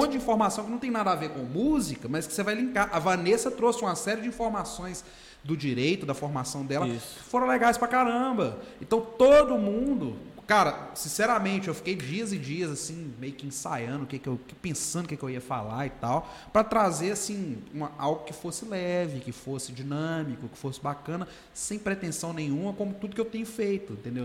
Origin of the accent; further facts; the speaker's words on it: Governador Valadares, Minas Gerais, Brazil; Eu cresci ali no Nova JK, Pérola, Santa Rita, Vila Ricas